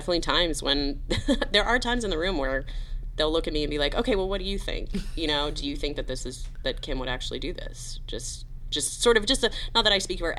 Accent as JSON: {"language": "English", "region": "the South", "country": "United States", "tie": "born or raised there", "said": "Vince and I grew up in the South."}